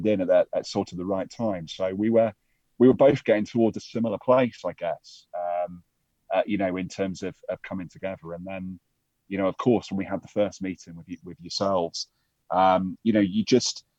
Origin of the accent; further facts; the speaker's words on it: Staffordshire, West Midlands, United Kingdom; now in Milton Keynes, United Kingdom; I grew up in a small county in the middle of England called Staffordshire